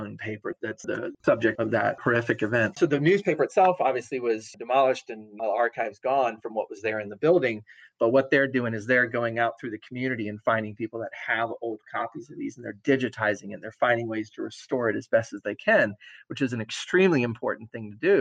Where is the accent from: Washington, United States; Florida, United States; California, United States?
Florida, United States; Jacksonville; now in Wilmington, United States; I was a kid growing up in Florida